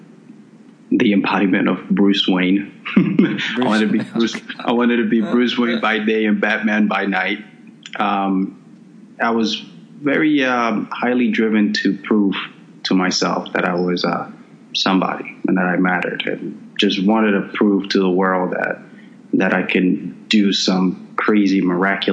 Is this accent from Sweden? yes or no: no; Dominican Republic; I was born in the Dominican Republic, and during that time, my father came to the States when I was about 2 years old, and from the ages of 2 to 6, I lived with my mother